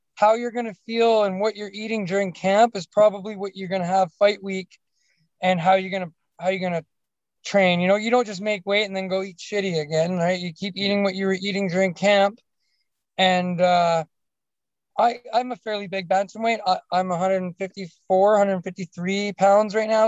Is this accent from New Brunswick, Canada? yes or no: no; Alberta, Canada; I'm from Alberta. I don't know if you know Canada too well, but we, are the we're the Texas of uh, of Canada